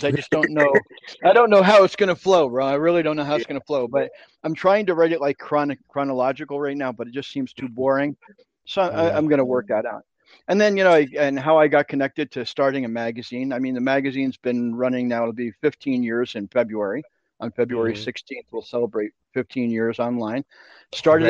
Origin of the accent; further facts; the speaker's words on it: New York, United States; moved away as an adult; now in Mexico; I'm from New York, born and raised in New York, schooled in New York, worked in New York for a while